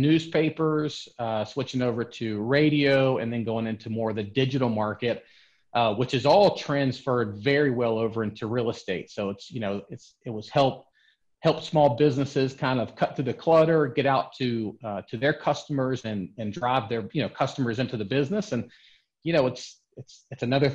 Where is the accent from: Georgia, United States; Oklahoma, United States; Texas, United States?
Georgia, United States; Atlanta; I'm from the Metro Atlanta area. I've been here pretty much all my life. So Atlanta's been a great market for me. I was raised here